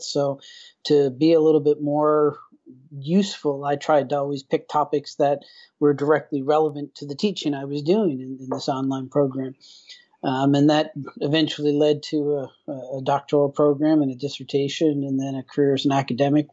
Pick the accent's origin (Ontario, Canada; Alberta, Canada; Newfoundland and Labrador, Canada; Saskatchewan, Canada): Newfoundland and Labrador, Canada; moved away as an adult; now in Vallejo, United States; I'm originally from Newfoundland, Canada basically born and, and, and raised in a relatively rural area